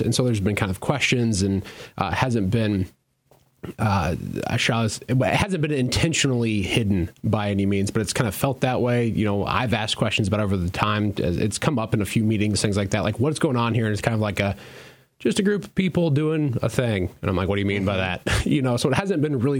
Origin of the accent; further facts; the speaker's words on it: Iowa, United States; first language English; I'm a English speaking Iowan